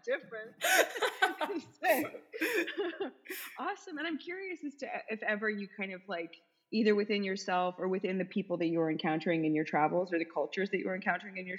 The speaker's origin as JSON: {"language": "English", "country": "United States", "said": "I'm an American too"}